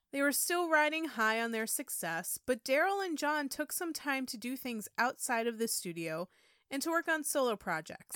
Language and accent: English; upstate New York, United States; born or raised there; moved away